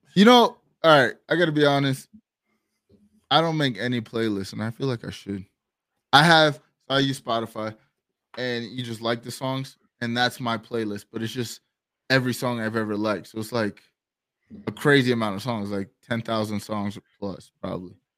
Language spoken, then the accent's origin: English; Florida, United States; I'm from Florida